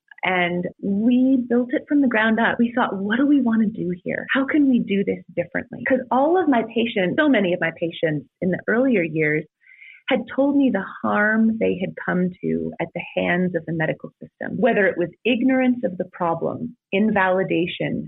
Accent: California, United States; moved away as an adult; I grew up in California.

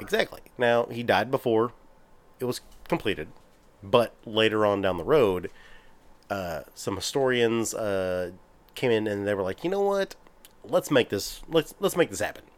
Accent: Texas, United States; we're from Texas

